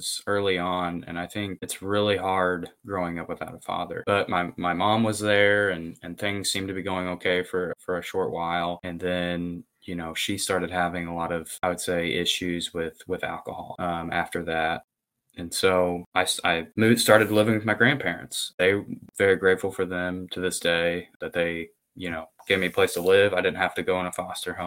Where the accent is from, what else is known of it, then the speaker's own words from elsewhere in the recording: Corydon, Indiana, United States; I'm from Corydon, Indiana